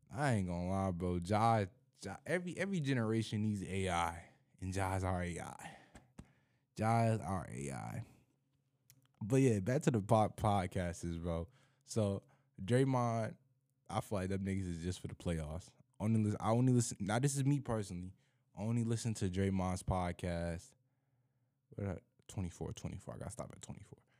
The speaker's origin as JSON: {"language": "English", "area": "Nine Mile", "region": "Michigan", "country": "United States", "said": "I'm from Nine Mile"}